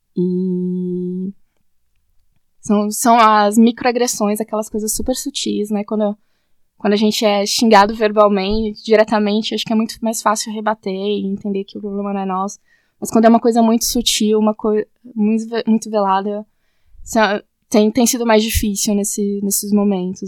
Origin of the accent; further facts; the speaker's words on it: Suzano, São Paulo, Brazil; eu sou de Suzano, na, na região, Suzano, São Paulo